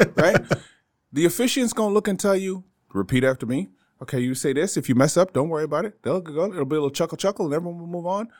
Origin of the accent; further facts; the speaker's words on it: Canada; moved away as an adult; also born or lived in Bermuda / Toronto; now in Northeastern Pennsylvania, United States; I'm originally Canadian